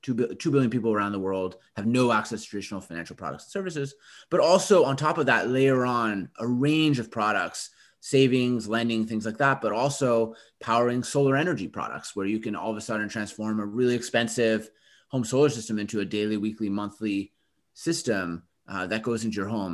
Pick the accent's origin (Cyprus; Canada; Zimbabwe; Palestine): Canada; Winnipeg, Manitoba; my hometown in Canada, Winnipeg